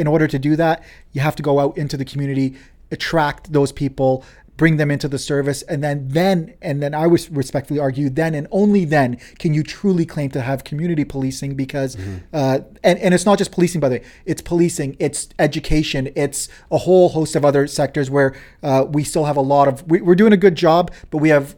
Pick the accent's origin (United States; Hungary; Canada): Canada; London, Ontario; born there; even though I was born in London, but my ancestral, where my parents were born